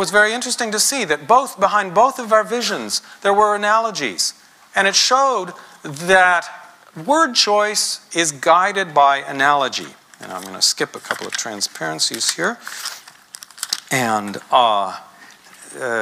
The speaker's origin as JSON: {"language": "English", "country": "United States", "said": "being American"}